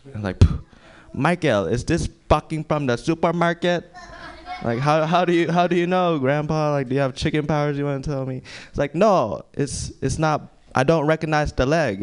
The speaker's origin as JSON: {"language": "English", "country": "Philippines", "tie": "born or raised there", "moved": "yes", "said": "I grew up in the Philippines. I grew up on a farm with my grandpa actually"}